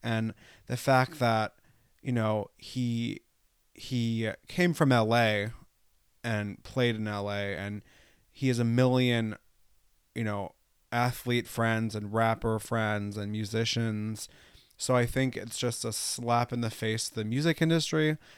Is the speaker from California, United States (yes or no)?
no; New York, United States; also born or lived in Los Angeles; I grew up in New York. I went to school in New York City